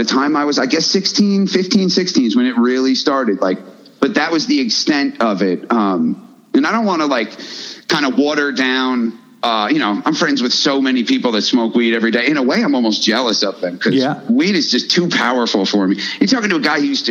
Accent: Woodstock, New York, United States; we grew up in Woodstock, man. Woodstock, New York

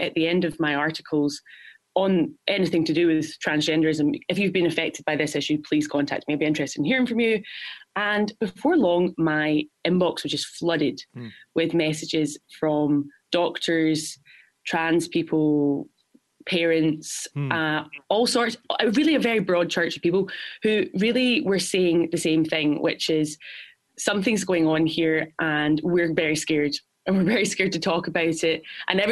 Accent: Glasgow, Scotland, United Kingdom; now in New York, United States; I'm from Glasgow, Scotland.

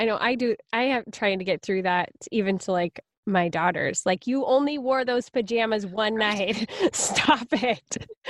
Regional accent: United States; we are so American.

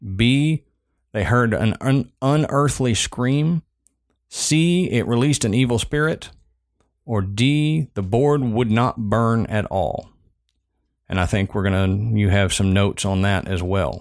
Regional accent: Southern United States, United States; accent: Southern

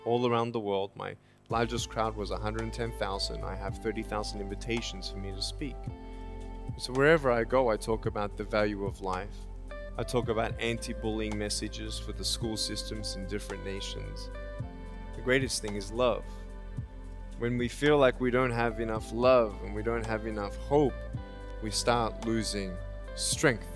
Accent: Australia; moved away as an adult; now in California, United States; I was born in Australia in 1982, moved from Australia to California in the year 2006

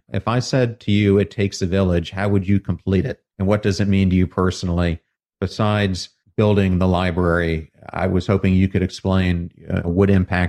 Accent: York, Pennsylvania, United States; growing up in York, Pennsylvania.

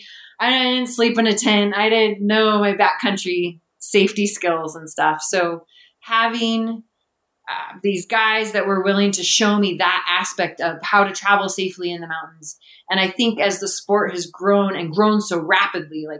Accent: near Chuckanut, Washington, United States; also born or lived in Ecuador / Seattle; ran the Chuckanut 50K, which was only 14 miles from where I grew up.

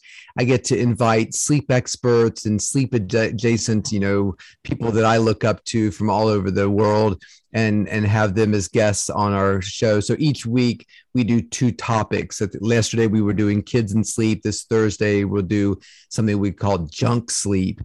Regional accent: Salem, Virginia, United States; I grew up in Southwest Virginia in Salem, Roanoke area.

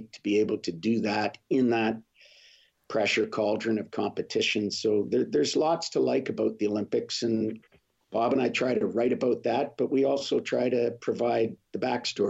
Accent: Canada; as a Canadian

